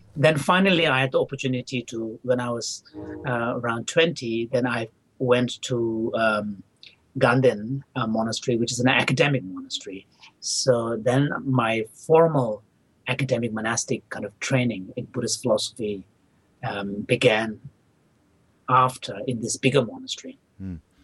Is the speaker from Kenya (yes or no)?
no; India; English is a second language; also born or lived in Tibet / Dharamsala / South India; I was barely a year when my parents left, so I don't have any childhood memory of Tibet. But I do have memory of uh, my early childhood in northern India.